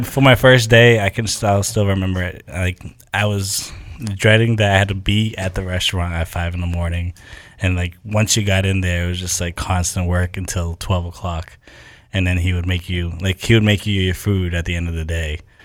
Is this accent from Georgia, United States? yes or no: no; Haverhill, Massachusetts, United States; my hometown, Haverhill, where I grew up.